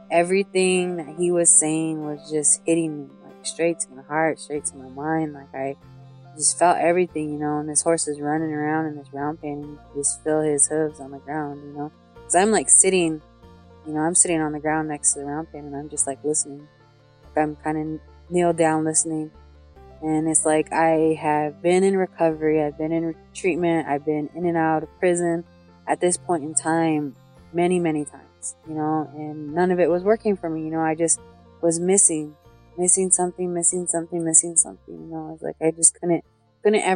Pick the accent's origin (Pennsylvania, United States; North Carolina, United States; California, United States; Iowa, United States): Iowa, United States; Sioux City; now in Santee, United States; I live in Santee on the reservation, but I grew up in Sioux City, Iowa